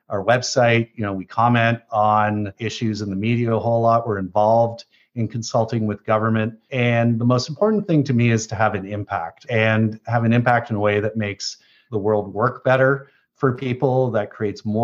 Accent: Canada; i came back to canada five years ago to have a positive impact in my home country

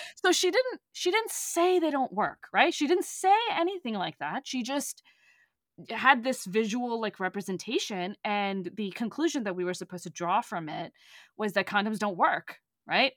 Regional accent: Texas, United States; moved away; the specific little town that I, I grew up in, in, in Texas

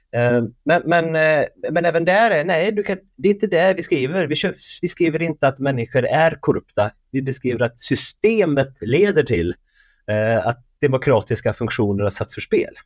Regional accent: Värmland, Sweden; Jag är från Värmland

